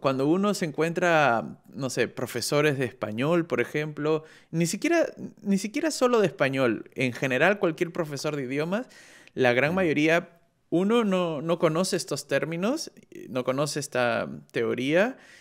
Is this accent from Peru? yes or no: yes; Peru; now in Germany; yo, yo soy de Perú y vivo en, Alemania